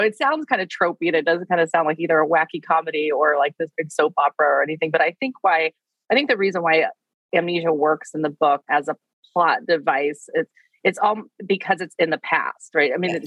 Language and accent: English; Wichita, Kansas, United States; I grew up in Wichita, Kansas